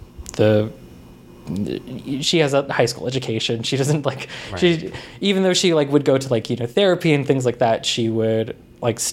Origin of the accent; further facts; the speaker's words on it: Covina, California, United States; also born or lived in Azusa, California; I grew up in Azusa and Covina